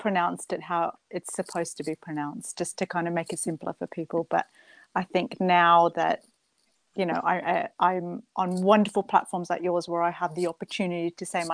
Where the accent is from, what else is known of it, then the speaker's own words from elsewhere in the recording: Australia; moved away as an adult; also born or lived in Edmonton, Canada; now in Birmingham, United Kingdom; So I grew up in Australia, and I grew up in a beautiful small town on the coast, on the east coast of Australia.